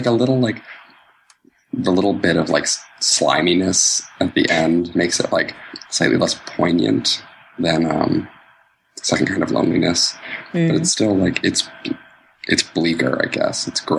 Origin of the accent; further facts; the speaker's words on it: Philadelphia, Pennsylvania, United States; I'm from Philadelphia